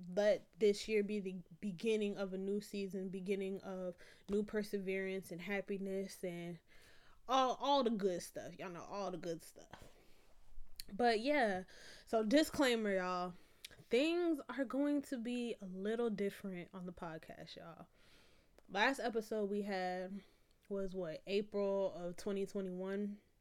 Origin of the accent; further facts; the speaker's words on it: Florida, United States; I'm from Florida